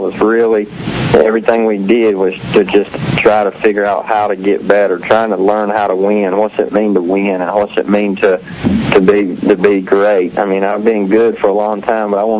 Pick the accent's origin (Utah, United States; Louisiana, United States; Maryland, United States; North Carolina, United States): North Carolina, United States; I grew up on Lake Gaston and Bugs Island down there